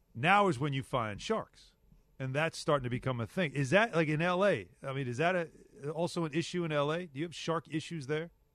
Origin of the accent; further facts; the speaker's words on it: Long Island, New York, United States; I grew up on Long Island, the ocean right there